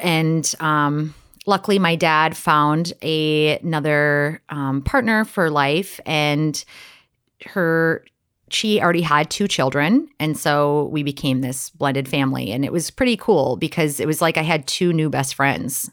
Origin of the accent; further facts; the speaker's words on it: Wisconsin, United States; I'm from Wisconsin, a really small town